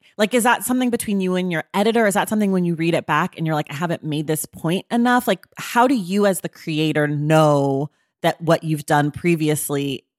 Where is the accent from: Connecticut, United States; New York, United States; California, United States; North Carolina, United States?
California, United States; I'm from California. Like, we're not like Southern, you know, like sometimes like certain regionalisms, like you say things different.